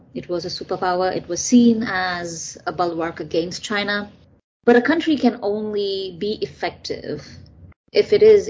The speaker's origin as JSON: {"language": "English", "town": "Chennai", "region": "Tamil Nadu", "country": "India", "tie": "born or raised there", "moved": "as an adult", "lives_now": "United States", "said": "I was someone who was born and raised in India. I'm an immigrant to this country, and I've made America my home. And I'm American now, and I'm Indian and I'm American."}